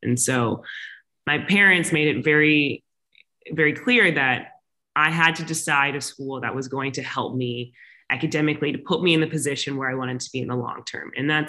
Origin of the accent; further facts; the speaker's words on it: the South, United States; and I grew up in the South in the SEC. And so college football is obviously a huge thing.